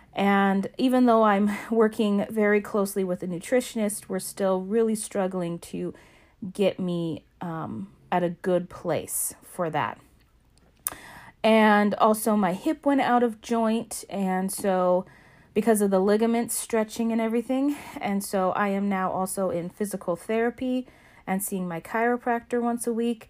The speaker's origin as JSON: {"language": "English", "region": "Alaska", "country": "United States", "tie": "born or raised there", "said": "my home state of Alaska"}